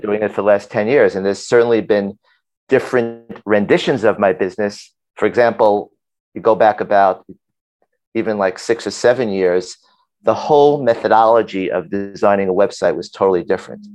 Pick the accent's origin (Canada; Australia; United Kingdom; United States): United States; New York City, New York; I grew up in Brooklyn